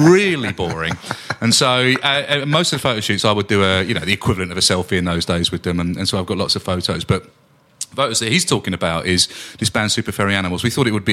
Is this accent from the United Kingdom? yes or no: yes; Barking, London, United Kingdom; also born or lived in Goodmayes; I was born in Essex. I was born in Barking.